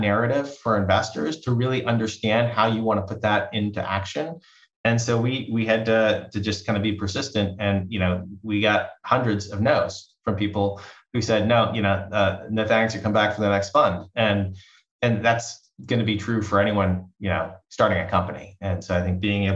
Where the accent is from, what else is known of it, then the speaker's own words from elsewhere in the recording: East Coast, United States; now in Bay Area, United States; I grew up on the East Coast and moving out to the Bay Area 23 years ago